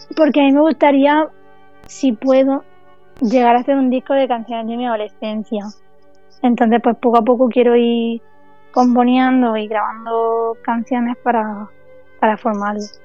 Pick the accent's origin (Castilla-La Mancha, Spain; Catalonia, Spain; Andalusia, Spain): Andalusia, Spain; Pulpí; en Pulpí, que es mi pueblo